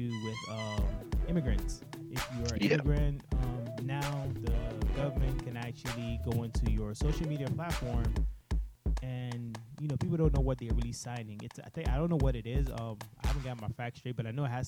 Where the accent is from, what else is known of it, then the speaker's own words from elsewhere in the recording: United States; I was born here.